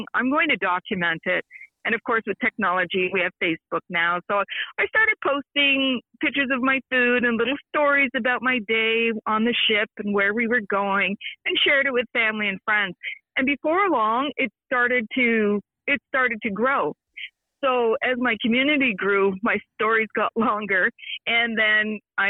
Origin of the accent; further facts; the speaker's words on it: Brockville, Ontario, Canada; now in Mont-Tremblant, Canada; I'm originally from Brockville, Ontario, the Thousand Islands